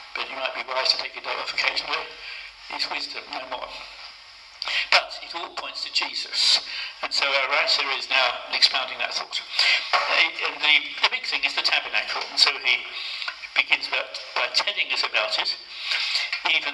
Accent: United Kingdom; accent: British; my British accent

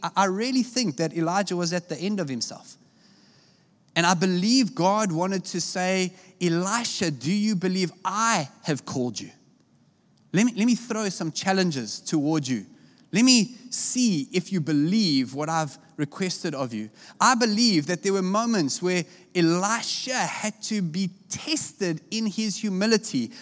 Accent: South Africa; I come from South Africa

